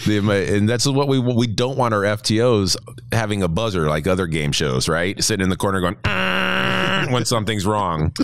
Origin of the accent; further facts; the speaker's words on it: New Jersey, United States; I'm from Jersey